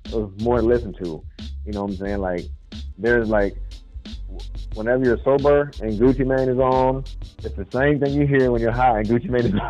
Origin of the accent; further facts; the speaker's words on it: Texas, United States; moved away as an adult; also born or lived in Germany / Columbus, Georgia; now in Georgia, United States; I was stationed in Georgia before I got out of the Air Force. And so I got a job over here. But originally I'm from Texas, man. Not born, but raised. I'm born in Germany. My dad was Army.